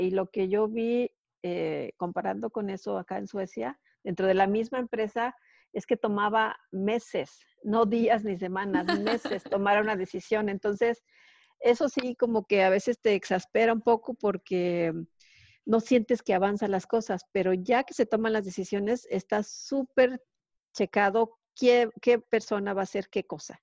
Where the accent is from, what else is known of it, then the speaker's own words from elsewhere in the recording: Mexico; moved away as an adult; now in Sweden; La última fue en Ericsson de México.